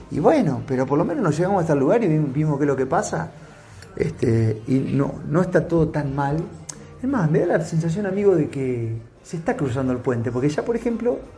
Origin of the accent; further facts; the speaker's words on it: Santa Fe, Argentina; la noticia que nos llega a nosotros que somos de Santa Fe, y me imagino otras provincias también